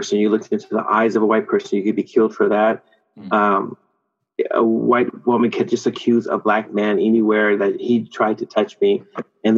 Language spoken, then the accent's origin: English; Oakland, California, United States; now in Sweden; I grew up in Northern California. So I grew up in Oakland, right across from San Francisco